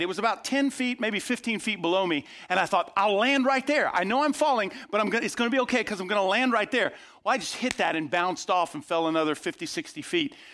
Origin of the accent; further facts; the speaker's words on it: outside of Tampa, Florida, United States; I grew up outside of Tampa, Florida